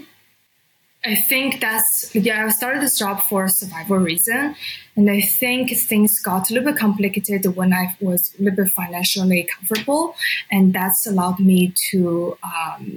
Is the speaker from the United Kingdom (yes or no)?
no; China; moved away as an adult; also born or lived in San Francisco, United States; now in Canada; I was born and raised in China, and I moved to San Francisco in 2015